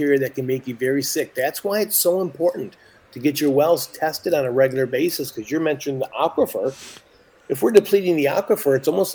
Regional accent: Michigan, United States; I'm lucky enough to be born and raised in Michigan

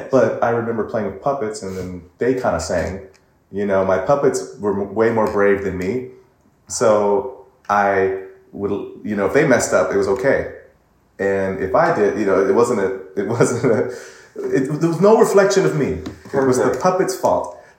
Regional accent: Pasadena, California, United States; I'm from Pasadena, mm-hmm. which is in LA, part of California, and so I grew up here. My family um, is a very musical family.

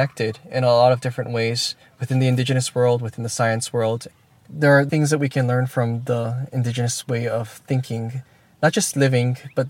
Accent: Hawaii, United States

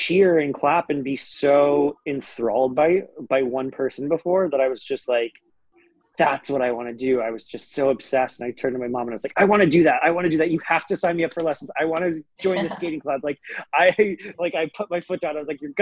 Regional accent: Aspen, Colorado, United States; I grew up in Aspen, Colorado, and winter sports are what you do there

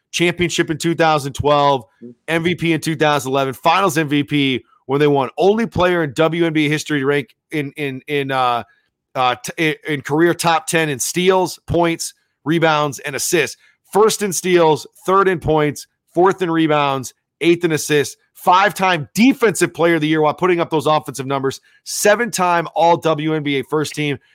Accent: North Carolina, United States; now in South Dakota, United States; I was born in North Carolina.

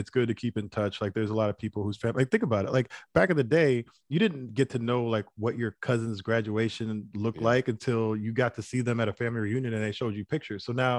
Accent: United States; I'm first generation. So I grew up here in the United States. My mom didn't grow up here.

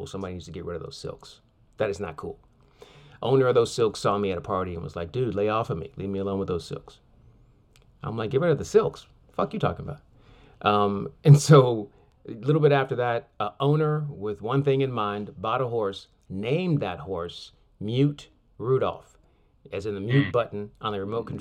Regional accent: Sacramento, California, United States; Sacramento, which is my hometown

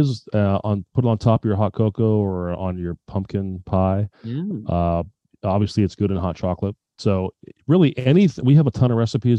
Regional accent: Spokane, Washington, United States; moved away as an adult; also born or lived in Renton, Washington; I grew up in Spokane

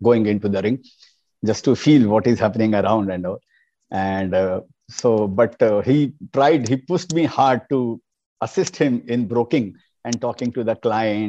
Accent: Kolkata, West Bengal, India; English is a second language; I was born and brought up in Kolkata.

